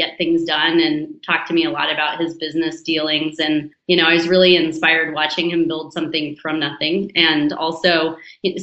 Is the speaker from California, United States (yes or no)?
yes; Danville, California, United States; I grew up in the East Bay in Northern California in a town called Danville